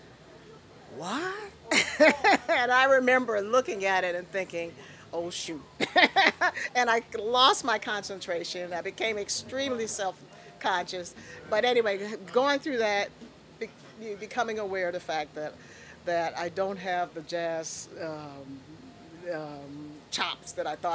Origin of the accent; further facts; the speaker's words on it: Chicago, Illinois, United States; the community that I grew up in on Michigan